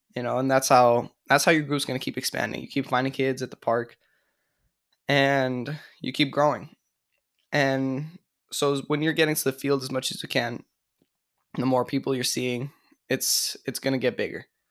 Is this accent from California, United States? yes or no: yes; California, United States; moved away as an adult; also born or lived in upstate New York; I'm from California, but I went to school in upstate New York